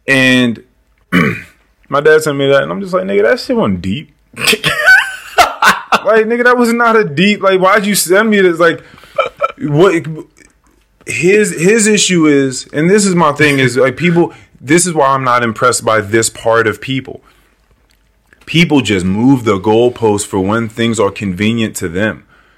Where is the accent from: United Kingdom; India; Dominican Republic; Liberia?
Liberia; Because I'm African, I'm from Liberia, I'm not that.